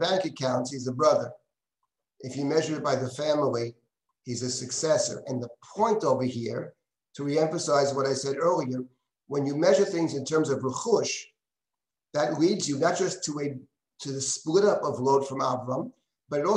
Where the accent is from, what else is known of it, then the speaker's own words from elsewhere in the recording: New York, United States; I was born here in the United States. My parents were born in the United States. My grandmother came in 1884. New Yorkers all the way